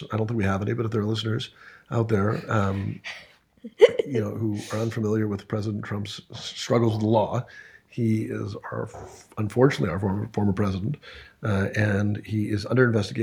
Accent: Canada; I was born in Canada

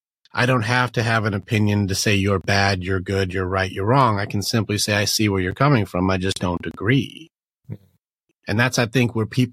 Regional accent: Detroit, Michigan, United States; moved away; also born or lived in Virginia; I grew up in Detroit

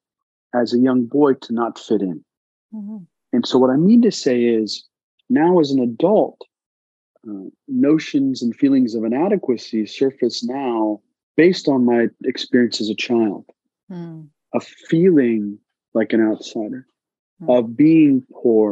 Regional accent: Carlisle, Pennsylvania, United States; also born or lived in Afghanistan / Pakistan; where my family was brought to America was a place called Carlisle, Pennsylvania

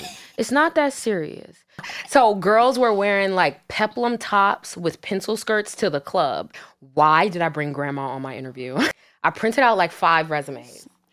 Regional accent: New York City, New York, United States; I'm from Brooklyn

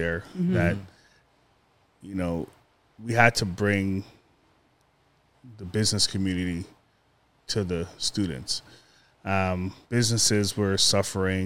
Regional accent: Toronto, Ontario, Canada; I was born in Scarborough.

